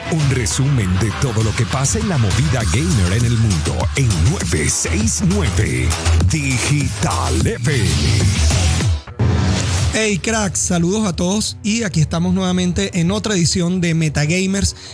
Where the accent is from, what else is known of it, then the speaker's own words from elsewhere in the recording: Caripito, Monagas, Venezuela; para el equipo oficial de mi tierra, de la tierra que me vio nacer.